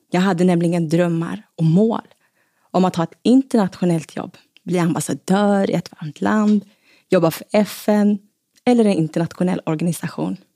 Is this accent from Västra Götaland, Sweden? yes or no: yes; Gothenburg, Västra Götaland, Sweden; also born or lived in Stockholm; De flyttade sen till Göteborg. Och den 9 januari 1986 föddes jag på Östra sjukhuset.